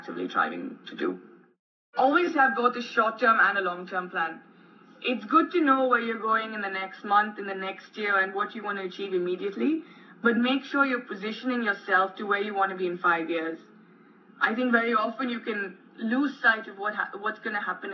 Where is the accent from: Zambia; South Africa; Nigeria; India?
India; moved away as an adult; also born or lived in United Kingdom / United States; growing up in India